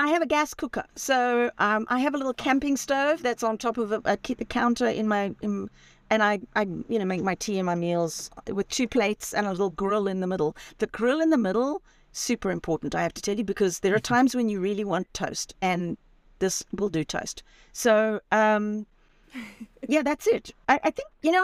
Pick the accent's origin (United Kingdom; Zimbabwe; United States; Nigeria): Zimbabwe; moved away as an adult; also born or lived in Spain; I, I, was born and raised in Zimbabwe